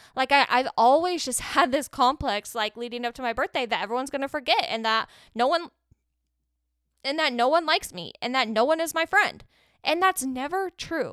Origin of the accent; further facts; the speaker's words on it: Arizona, United States; I'm from Arizona